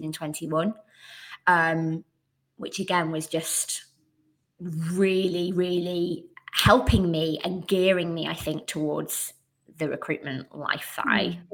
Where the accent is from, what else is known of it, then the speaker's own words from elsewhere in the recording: Bradford, Yorkshire and the Humber, United Kingdom; moved away as an adult; now in South of England, United Kingdom; I'm actually originally from the beautiful city of culture, 2023, I think 23, Bradford. So I was born there, grew up there, didn't move anywhere.